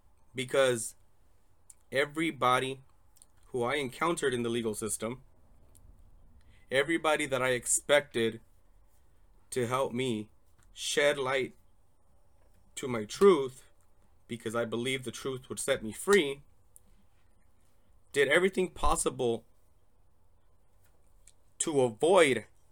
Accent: Torrance, California, United States; born there; I'm a 36-year-old gay Latino male. I was born in Torrance Memorial Hospital in California

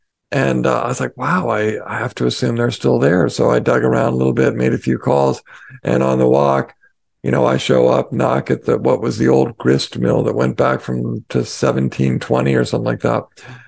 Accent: Colorado, United States; moved away; I grew up in Colorado.

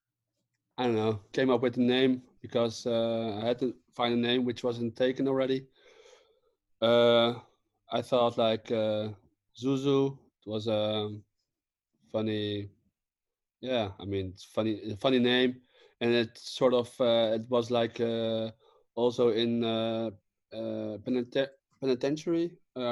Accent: The Hague, South Holland, Netherlands; English is a second language; also born or lived in Germany; Holland. I'm from The Hague in Holland.

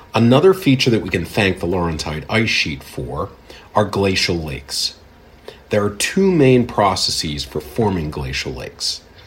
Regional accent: Pittsburgh, Pennsylvania, United States; growing up in the Pittsburgh area with its steep valleys

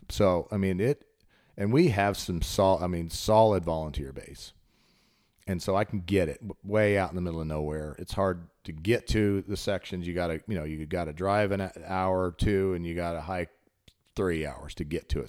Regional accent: Colorado, United States; now in Chattanooga, United States; I grew up in Colorado

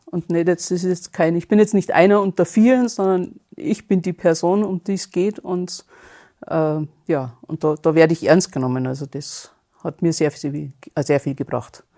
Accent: Bad Feilnbach, Bavaria, Germany; komme aus der Nähe von südlich von München, äh, Bad Feilenbach heißt es. Okay. Genau. Also Bayern.

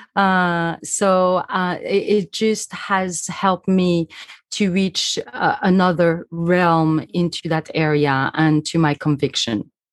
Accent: Switzerland; I'm from Switzerland

